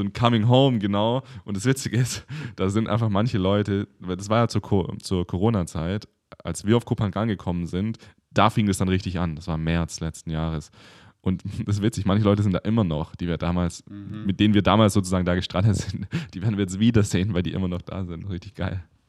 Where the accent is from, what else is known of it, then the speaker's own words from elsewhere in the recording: near Stuttgart, Baden-Württemberg, Germany; now in Berlin, Germany; Ich komme ja aus der Nähe in Stuttgart